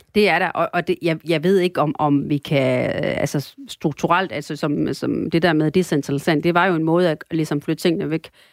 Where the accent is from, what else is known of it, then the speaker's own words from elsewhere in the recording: North Jutland, North Denmark Region, Denmark; also born or lived in Sri Lanka; now in Aarhus, Denmark; og så er jeg opvokset delvis på Nordjylland